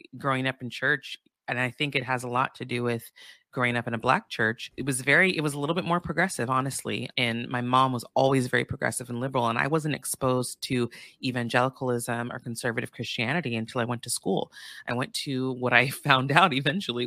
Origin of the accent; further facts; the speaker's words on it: Santa Barbara, California, United States; I grew up in Santa Barbara, California, which is a predominantly white town in Southern California